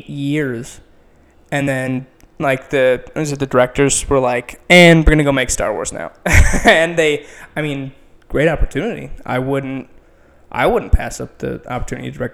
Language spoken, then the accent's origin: English; Edina, Minnesota, United States; moved away as an adult; now in Chicago, United States; I am from Edina, Minnesota